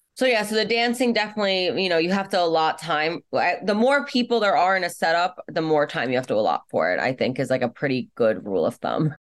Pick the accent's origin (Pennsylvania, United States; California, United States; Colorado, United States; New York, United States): New York, United States; New York City; I grew up in Brooklyn and growing up in Brooklyn